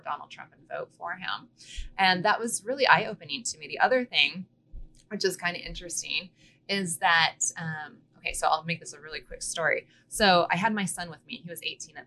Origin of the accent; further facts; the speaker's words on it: Boise, Idaho, United States; also born or lived in Canyon County, Idaho; I grew up in Boise.